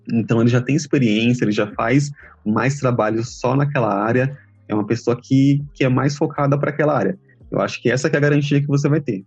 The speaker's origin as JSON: {"language": "Portuguese", "town": "Feira de Santana", "region": "Bahia", "country": "Brazil", "tie": "born or raised there", "said": "Eu nasci em Feira de Santana, na Bahia, cidade do interior, e foi lá que comecei a estudar inglês"}